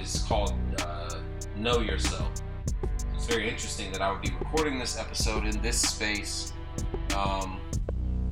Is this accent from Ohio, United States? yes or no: yes; Lima, Ohio, United States; moved away; I'm currently in my hometown, Lima, Ohio